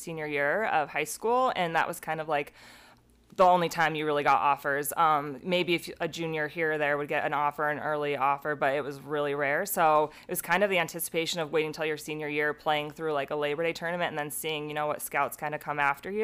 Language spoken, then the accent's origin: English; Laramie, Wyoming, United States; I grew up in Laramie, Wyoming